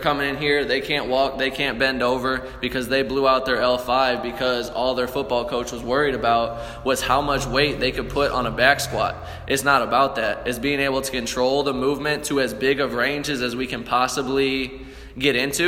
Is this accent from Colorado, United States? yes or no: no; St. Louis, Missouri, United States; We're from St. Louis. We're from the show me state